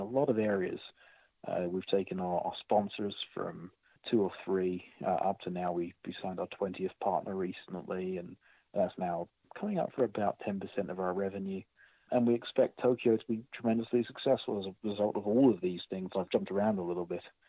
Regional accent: United Kingdom; now in United States; I'm British, so I came from Britain

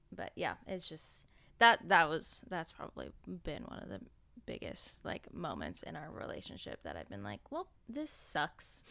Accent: an hour and a half outside of LA, California, United States; We moved out to, like, my hometown

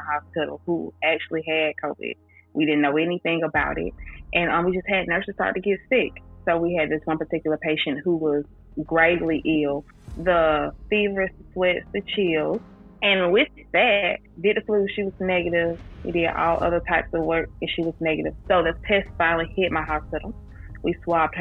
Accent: Fort Valley, Georgia, United States; I'm from Fort Valley, born and raised in Fort Valley, went to school through Fort Valley

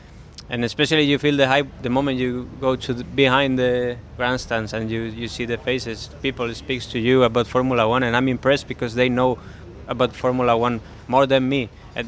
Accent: Madrid, Community of Madrid, Spain; English is a second language; I'm from Madrid, so I'm not partial here.

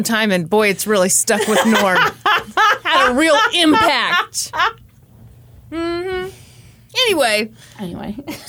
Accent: Kansas, United States

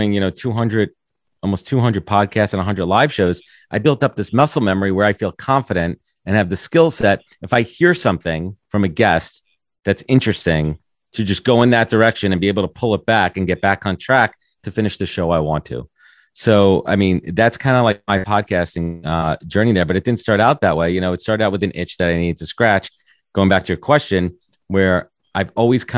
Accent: New York, United States; Growing up in New York

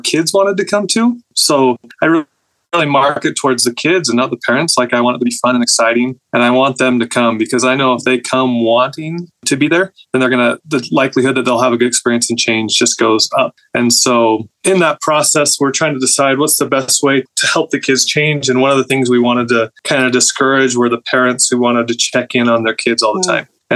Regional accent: Southern Utah, United States; I grew up in Southern Utah.

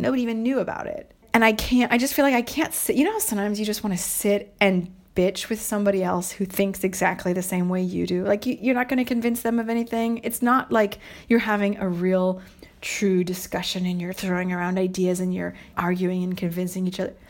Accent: United States; moved away; also born or lived in Montreal, Canada

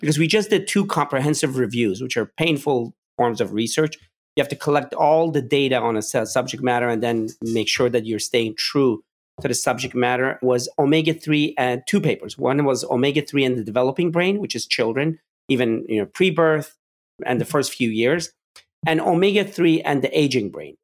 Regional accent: Pittsburgh, Pennsylvania, United States; I was growing up in Pittsburgh

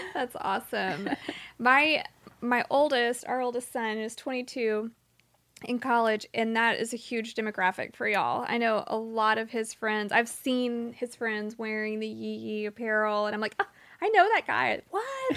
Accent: Dallas, Texas, United States; I went to high school in Dallas

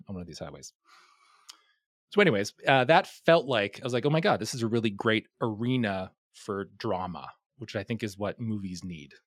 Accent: Hay River, Northwest Territories, Canada; I grew up in a town called Hay River

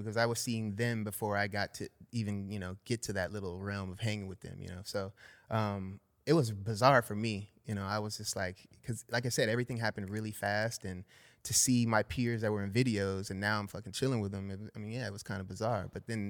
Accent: San Fernando Valley, California, United States; San Fernando Valley, born and raised.

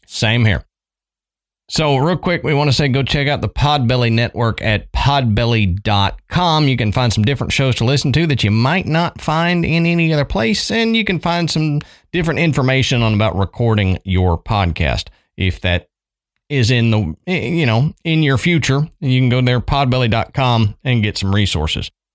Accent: Texas, United States; moved away as an adult; also born or lived in Tennessee; growing up in Texas

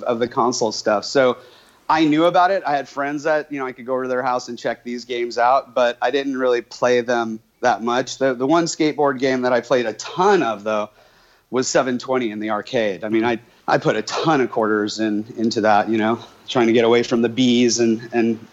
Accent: New York, United States; moved away; also born or lived in California; as a kid in the, you know, mid late 70s when I was growing up in New York

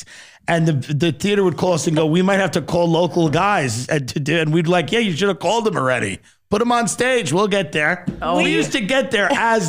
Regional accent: Long Island, New York, United States; I'm from Long Island.

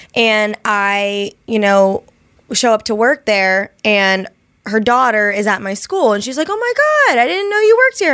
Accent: Ohio, United States; I'm from Ohio

